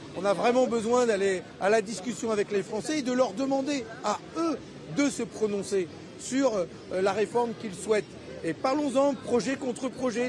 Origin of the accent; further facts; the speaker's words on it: Tunisia; now in Paris, France; je suis né en Tunisie, euh, suis français